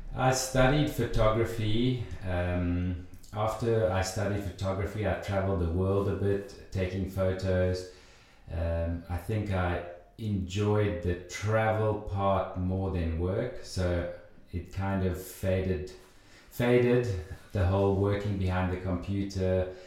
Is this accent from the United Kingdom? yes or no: no; South Africa; moved away as an adult; now in Switzerland; I grew up in South Africa, uh, did my sort of preschool, low school, high school